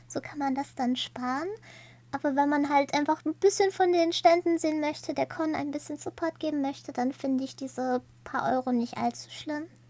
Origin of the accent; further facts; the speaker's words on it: near Münster, North Rhine-Westphalia, Germany; ich komme ziemlich aus der Nähe von Münster